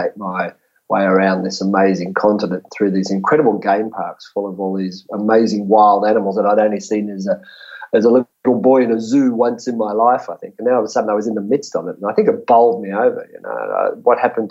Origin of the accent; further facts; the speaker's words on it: Sydney, New South Wales, Australia; also born or lived in New Zealand / Campbelltown; I grew up in the western suburbs of Sydney